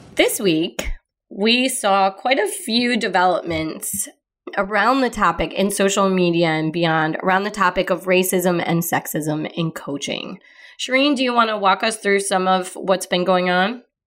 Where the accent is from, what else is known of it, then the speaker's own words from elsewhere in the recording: Midwest, United States; I'm from the Midwest